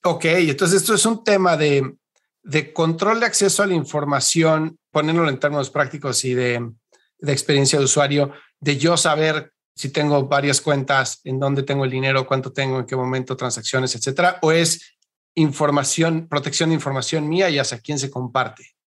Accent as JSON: {"language": "Spanish", "country": "Mexico", "said": "yo soy mexicano"}